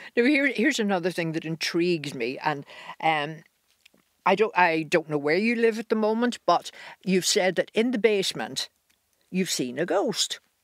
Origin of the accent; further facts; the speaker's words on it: Ireland; we're Irish.